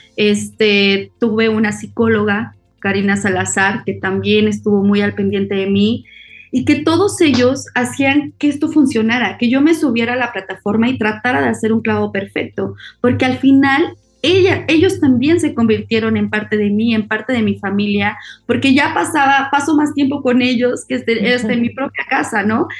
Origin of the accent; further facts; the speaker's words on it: Mexico; soy mexicana